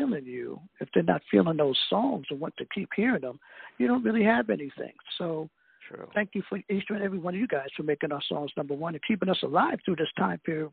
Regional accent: New Jersey, United States; I'm from New Jersey

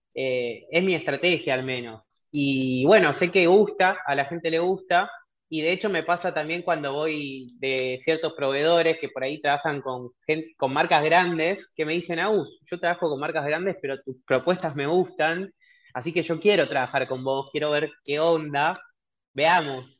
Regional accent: Cañada de Gómez, Santa Fe, Argentina; moved away as an adult; also born or lived in Rosario; now in Buenos Aires, Argentina; soy de Rosario, viví mucho tiempo en una ciudad muy chiquita que está ahí a una hora, que se llama Tania de Gómez. A los 18 años me vine a Buenos Aires

